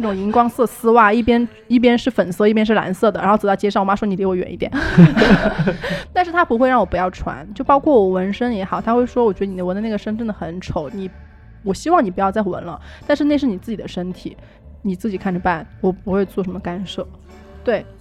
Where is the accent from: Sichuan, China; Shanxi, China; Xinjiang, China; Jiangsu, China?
Sichuan, China; a small town below Emei; moved away; 小时候我是来自一个很小镇， 很小很小的镇， 就是峨眉下面的一个地方， 小时候在那边长大过一段时间